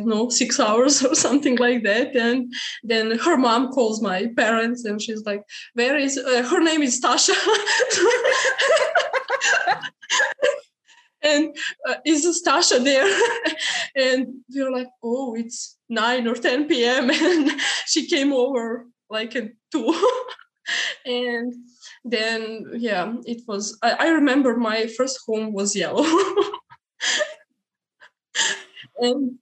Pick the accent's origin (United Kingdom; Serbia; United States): Serbia; I'm from Serbia. That's in Europe